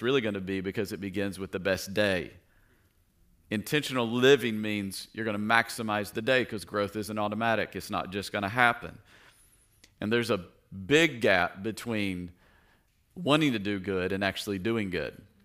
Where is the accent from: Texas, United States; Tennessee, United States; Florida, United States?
Tennessee, United States; I grew up in Tennessee